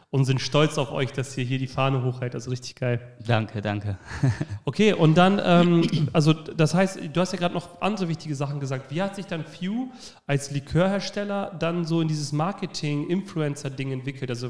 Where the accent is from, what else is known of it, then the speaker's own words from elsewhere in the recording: Oldenburg, Lower Saxony, Germany; Also erstmal als Oldenburger, ich meine, ich ziehe jetzt mal Sandburg mit dazu